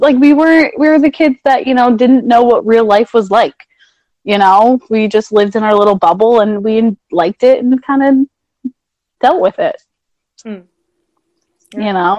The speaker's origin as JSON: {"language": "English", "town": "Minisink", "region": "New York", "country": "United States", "tie": "born or raised there", "said": "I grew up in Minisink. So I actually lived down the street from Howells, New York, which is this tiny little town that nobody knows nothing."}